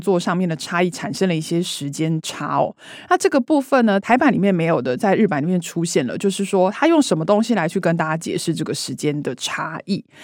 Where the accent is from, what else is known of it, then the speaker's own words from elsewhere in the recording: Taiwan; 身为台湾人其实觉得非常的骄傲